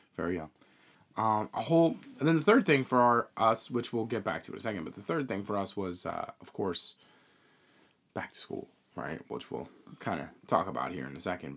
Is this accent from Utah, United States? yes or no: no; New York, United States; we're from New York